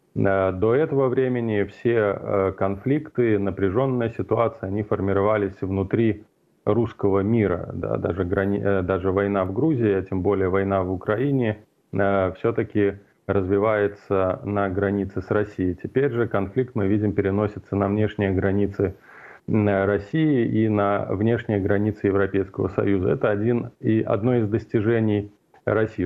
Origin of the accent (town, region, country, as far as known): Belarus